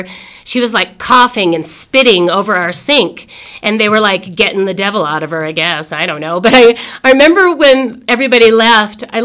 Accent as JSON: {"language": "English", "region": "Massachusetts", "country": "United States", "moved": "as an adult", "lives_now": "Denver, United States", "said": "I'm originally from Massachusetts. I moved to Denver with my husband in 2002"}